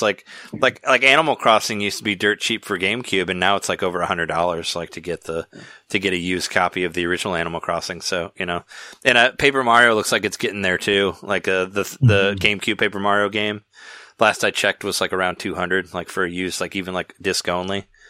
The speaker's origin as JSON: {"language": "English", "town": "Peoria", "region": "Illinois", "country": "United States", "tie": "born or raised there", "said": "where I grew up in Peoria, we had a we had Showbiz Pizza"}